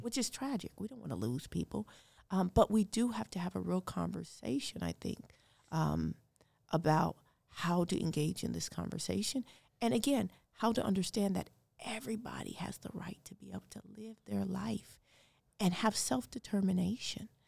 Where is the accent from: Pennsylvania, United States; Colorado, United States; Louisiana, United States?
Colorado, United States; Denver; also born or lived in Ames, Iowa; now in West Des Moines, United States; I'm from Denver, Colorado.